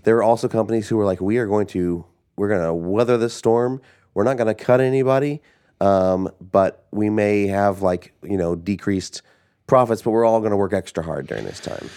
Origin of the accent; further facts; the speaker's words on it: Southern Illinois, United States; we grew up in Southern Illinois